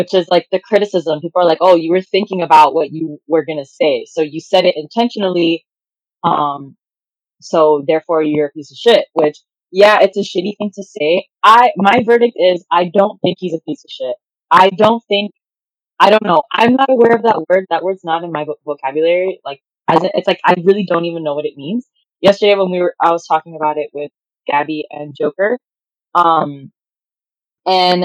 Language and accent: English; Miami, Florida, United States; I'm from Miami